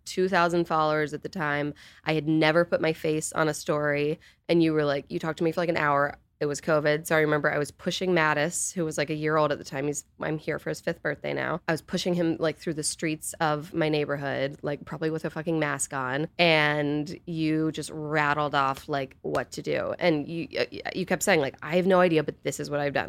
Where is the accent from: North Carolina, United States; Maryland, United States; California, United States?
North Carolina, United States; I'm from North Carolina, so U N C was still in state